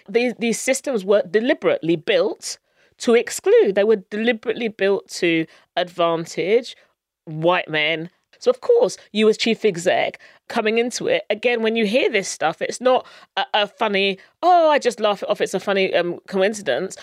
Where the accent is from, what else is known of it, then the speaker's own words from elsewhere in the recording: Luton, East of England, United Kingdom; I grew up in Luton, which is a very multicultural town, and I went to school locally